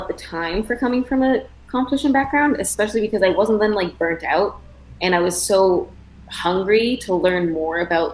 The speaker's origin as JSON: {"language": "English", "town": "Toronto", "region": "Ontario", "country": "Canada", "tie": "born or raised there", "moved": "as an adult", "lives_now": "United States", "said": "So I grew up in Toronto, Ontario, and I started dance at age 7"}